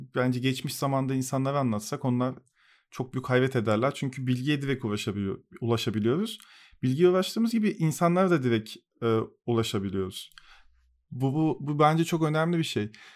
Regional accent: Turkey; Bu coğrafyada işte Türk Türküz

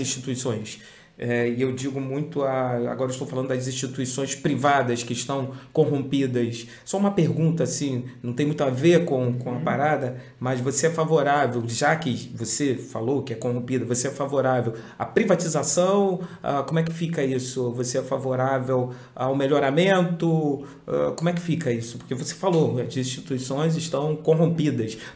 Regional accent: Cabo Frio, Rio de Janeiro, Brazil; nós somos de Cabo Frio, região dos Lagos, interior do Rio de Janeiro

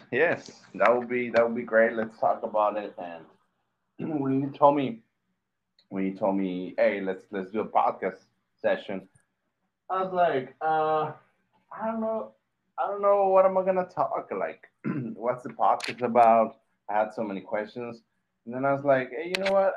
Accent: Mexico; I was born and raised in Mexico

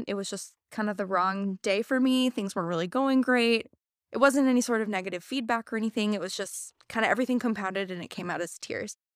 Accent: Missouri, United States; moved away as an adult; also born or lived in Indiana / Wisconsin; now in Madison, United States; Born and raised in Missouri.

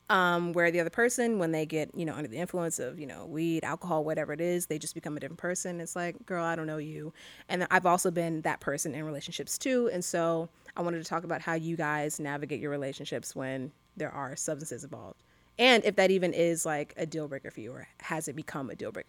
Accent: Virginia, United States; now in Los Angeles, United States

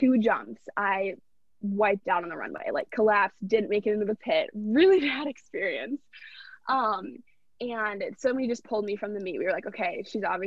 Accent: Minnetonka, Minnesota, United States; I'm from Minnetonka, Minnesota, right outside of Minneapolis. I live at home with my parents

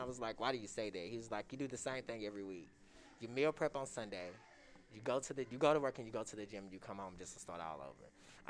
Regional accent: Shreveport, Louisiana, United States; moved away; growing up in Louisiana with my mom, she was a single parent.

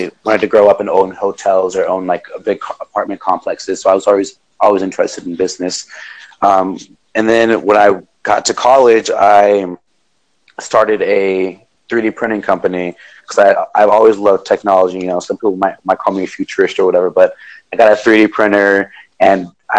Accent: Dominican Republic; I'm originally from Dominican Republic, so my mom owns some land out there, and she was she's a landlord.

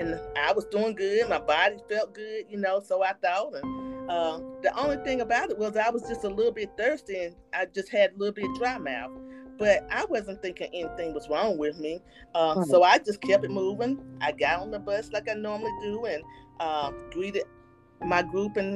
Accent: Winston-Salem, North Carolina, United States; I am from Winston-Salem, North Carolina.

